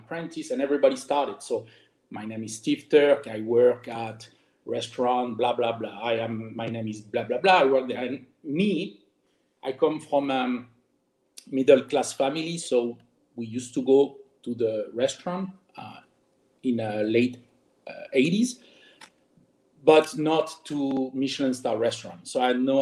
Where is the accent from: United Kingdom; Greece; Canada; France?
France; English is a second language; moved away as an adult; also born or lived in Germany; now in Miami, United States; I was born and raised in France